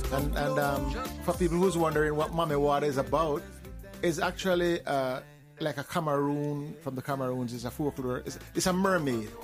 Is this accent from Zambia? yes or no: no; Jamaica; I'm from Jamaica. I, well, I'm from Jamaica